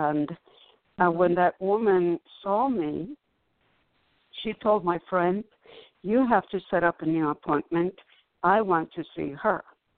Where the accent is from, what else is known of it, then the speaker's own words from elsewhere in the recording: Cuba; when I came from Cuba, I was almost immediately tricked into witchcraft.